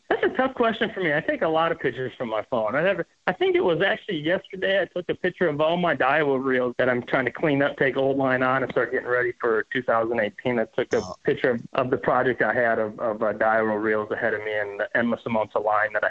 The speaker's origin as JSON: {"language": "English", "region": "Minnesota", "country": "United States", "said": "Because I'm from Minnesota, we have as many largemouth as we have smallmouth."}